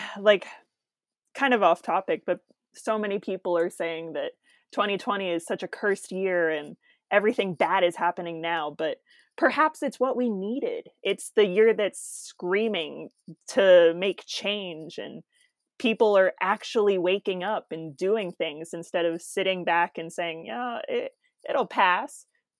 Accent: Oklahoma City, Oklahoma, United States; I'm from Oklahoma City.

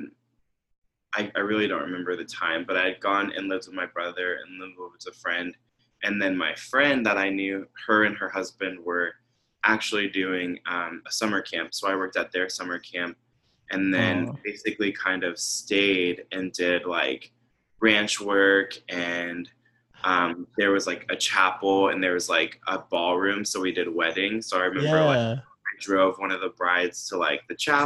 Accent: Orlando, Florida, United States; born or raised there; moved away as an adult; also born or lived in Houston, Texas

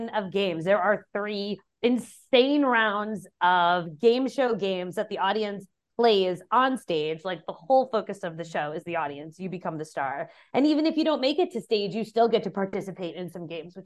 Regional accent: New York, United States; moved away; I am from New York

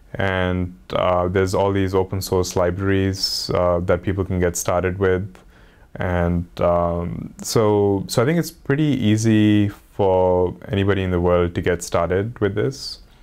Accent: India; growing up in India

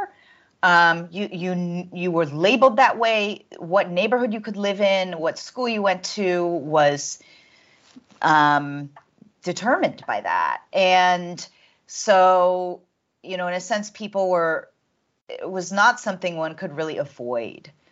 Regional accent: Washington, D.C. area, Virginia, United States; moved away as an adult; now in Johannesburg, South Africa; I was raised in the Washington, D.C. area in the U.S.

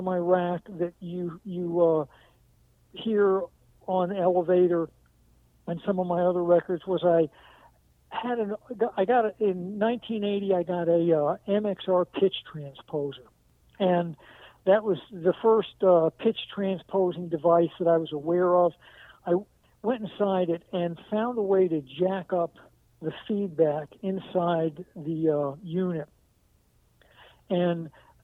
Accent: New England, United States; I was born in New England

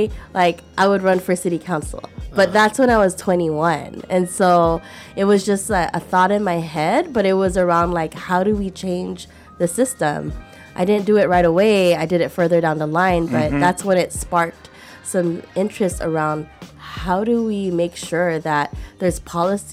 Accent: Daly City, California, United States; I'm homegrown from Daly City

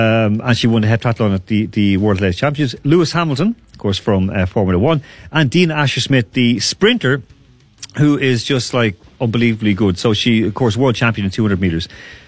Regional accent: Ireland; Look, so we've had that even being, for example, being Irish people.

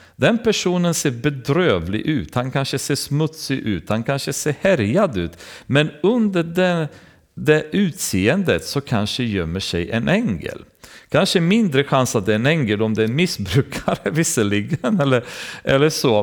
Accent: Romania; now in Sweden; när man kommer från Rumänien, där jag kommer ifrån

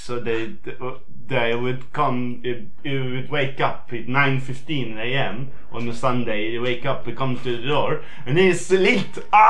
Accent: Sweden; Well, I'm from Sweden

